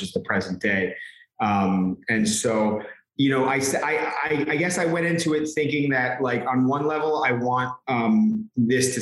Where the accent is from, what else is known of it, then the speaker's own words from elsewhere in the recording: New York, United States; I'm from New York. I'm born and raised here